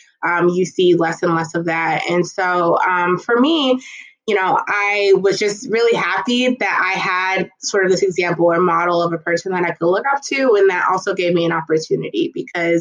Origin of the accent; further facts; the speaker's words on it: Dayton, Ohio, United States; growing up in Dayton, Ohio